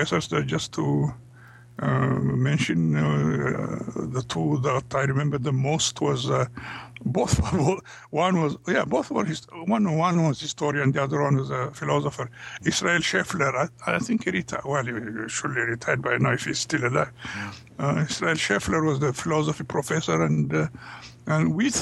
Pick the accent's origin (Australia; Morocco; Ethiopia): Ethiopia; English is a second language; moved away as an adult; also born or lived in United States; we came from Africa and from Ethiopia